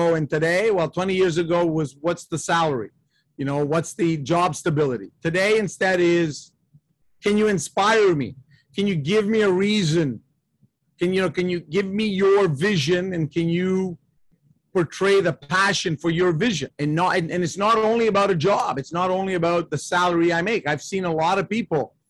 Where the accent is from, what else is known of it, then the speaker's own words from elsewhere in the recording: Canada; I'm the son of Italian immigrants. I was born in Canada, and I'm an only child